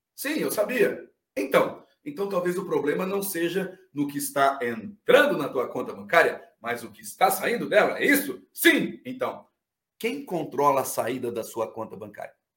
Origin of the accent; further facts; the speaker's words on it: Bauru, São Paulo, Brazil; now in Criciúma, Brazil; Eu sou de Bauru, interior de São Paulo. Hoje estou morando em Criciúma, Santa Catarina